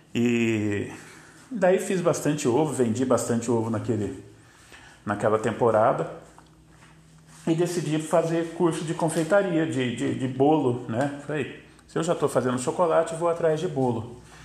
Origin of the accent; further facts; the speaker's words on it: São José dos Campos, São Paulo, Brazil; eu sou de São José dos Campos, São Paulo